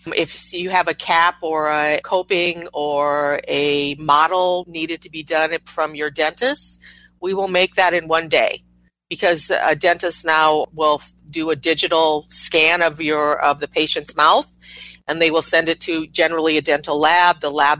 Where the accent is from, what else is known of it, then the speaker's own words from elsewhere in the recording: Midwest, United States; also born or lived in Japan; I was born in Japan. Very early in my life, I moved to rural Midwest and grew up there.